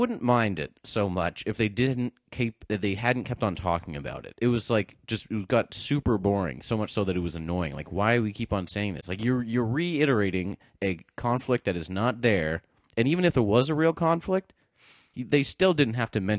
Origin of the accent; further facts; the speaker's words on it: New Hampshire, United States; I'm from New Hampshire.